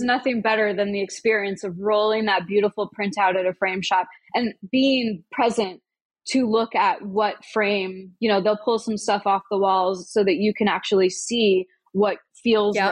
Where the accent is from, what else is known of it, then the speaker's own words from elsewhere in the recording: Omaha, Nebraska, United States; now in New York City, United States; the bookstore in my hometown, Omaha